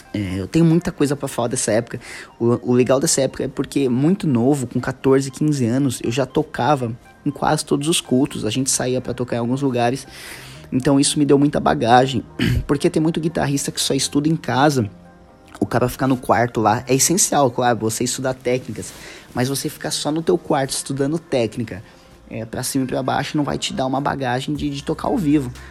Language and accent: Portuguese; São Paulo, Brazil; eu sou paulista